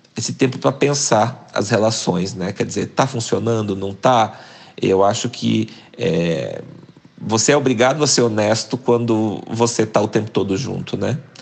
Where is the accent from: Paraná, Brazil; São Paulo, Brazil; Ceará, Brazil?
Paraná, Brazil; Cambé; moved away as an adult; also born or lived in Curitiba / Germany; eu sou do interior do Paraná, nasci numa cidadezinha chamada